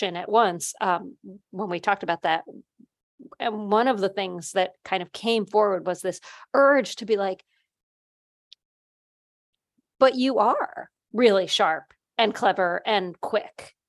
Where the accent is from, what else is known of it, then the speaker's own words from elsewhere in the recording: New Jersey, United States; Cal and I are the bosses and we're from New Jersey